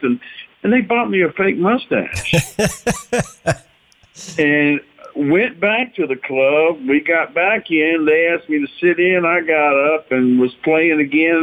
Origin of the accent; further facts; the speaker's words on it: South Louisiana, United States; moved away as an adult; also born or lived in Los Angeles; I grew up in South Louisiana